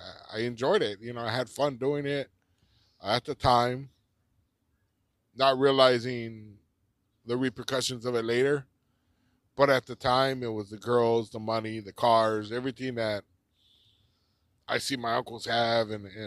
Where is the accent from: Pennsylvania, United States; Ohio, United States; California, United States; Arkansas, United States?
California, United States; Los Angeles; I grew up here in East East Los Angeles. Um, the biggest part of my life has probably been in East Los Angeles.